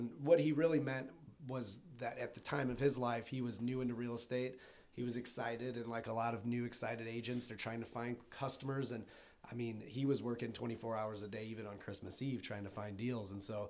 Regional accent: Maryville, United States; And I'd known of you guys because of, just from growing up in Maryville.

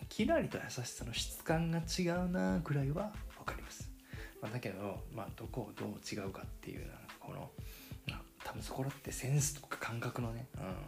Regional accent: Fukuoka, Japan; accent: Hakata dialect; 僕、博多弁ネイティブなんで

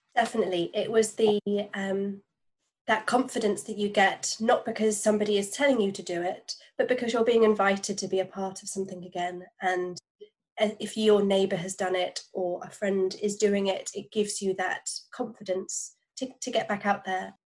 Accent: London, United Kingdom; being a Londoner

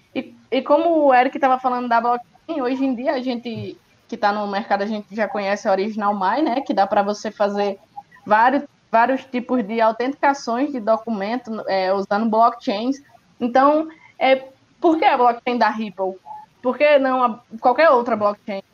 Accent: Northeast Brazil, Brazil; eu que sou do Nordeste, do interior do Nordeste

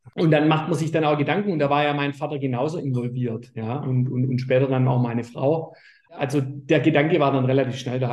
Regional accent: Baden-Württemberg, Germany; bei uns in Württemberg

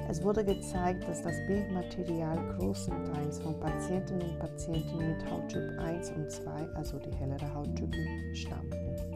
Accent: Brazil; born there; German is a second language; ich komme selber gebürtig aus Brasilien, deswegen ist auch

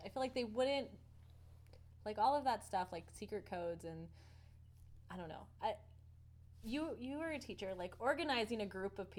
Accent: United States; We're American, by the way.

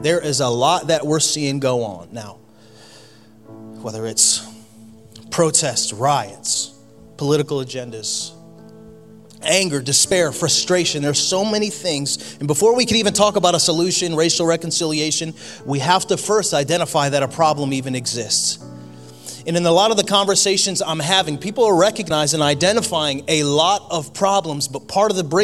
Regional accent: Connecticut, United States; moved away; I grew up in Connecticut

